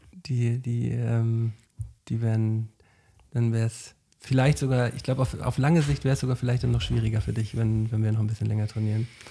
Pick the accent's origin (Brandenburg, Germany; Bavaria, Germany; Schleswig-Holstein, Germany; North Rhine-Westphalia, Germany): Schleswig-Holstein, Germany; Flensburg; moved away as an adult; now in Hamburg, Germany; Ich bin ein Flensburger, der jetzt seit acht Jahren in Hamburg wohnt